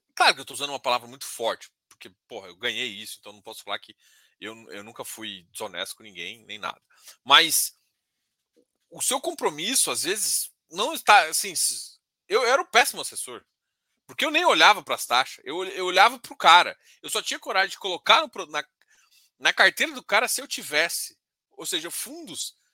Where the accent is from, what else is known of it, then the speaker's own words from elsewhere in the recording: Brazil; eu sou brasileiro